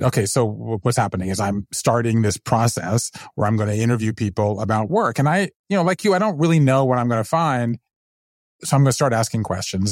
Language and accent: English; Savannah, Georgia, United States; moved away as an adult; also born or lived in New Haven, Connecticut / Japan; now in Brooklyn, United States; I grew up in the South, then I left there. I went to Yale